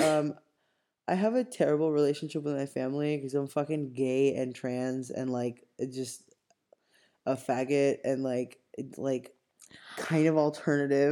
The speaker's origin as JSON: {"language": "English", "country": "Cuba", "tie": "born or raised there", "said": "I was born and raised in Cuba"}